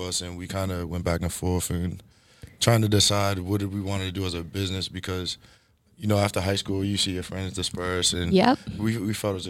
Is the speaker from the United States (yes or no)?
yes; Boston, Massachusetts, United States; also born or lived in Randolph, Massachusetts / Connecticut; I grew up in Randolph in Dorchester.